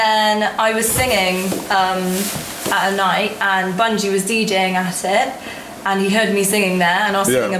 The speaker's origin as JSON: {"language": "English", "town": "Bristol", "region": "South West England", "country": "United Kingdom", "said": "I'm from Bristol, but I'm half Chinese."}